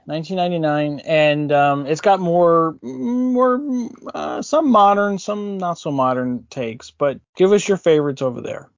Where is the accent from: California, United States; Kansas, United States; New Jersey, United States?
New Jersey, United States; I'm from New Jersey